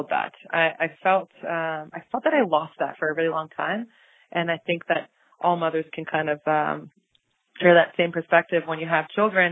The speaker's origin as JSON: {"language": "English", "town": "Toronto", "region": "Ontario", "country": "Canada", "tie": "born or raised there", "also_born_or_lived": "Buenos Aires, Argentina", "said": "Born and raised in Toronto, Ontario, yeah. I'm a gal from Toronto"}